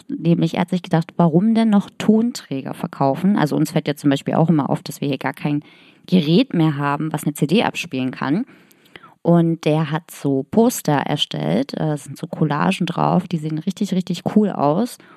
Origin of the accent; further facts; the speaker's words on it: East Germany, Germany; Nein, ich bin ja auch aus dem Osten und du auch.